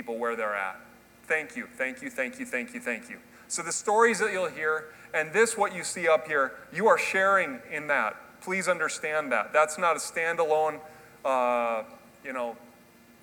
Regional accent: Minnesota, United States; I'm from Minnesota. We're traveling from Minneapolis

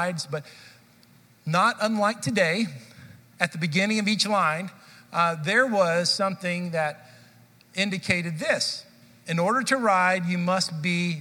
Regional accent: Dallas, Texas, United States; I grew up in Dallas

